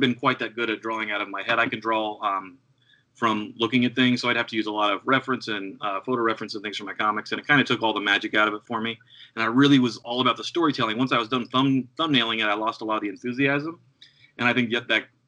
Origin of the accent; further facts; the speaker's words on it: Ohio, United States; moved away as an adult; also born or lived in New York City; I grew up in Ohio